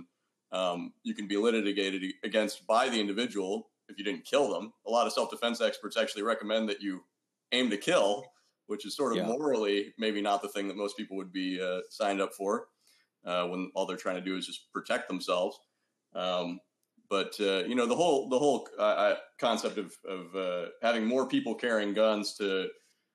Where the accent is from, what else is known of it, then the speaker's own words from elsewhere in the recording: United States; I can only speak as obviously an American here